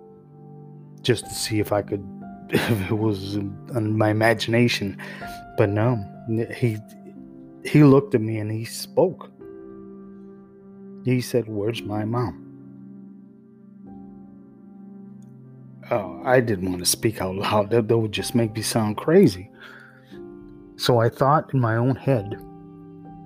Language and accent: English; Chicago, Illinois, United States; the back of the yards, a neighborhood I grew up in here in Chicago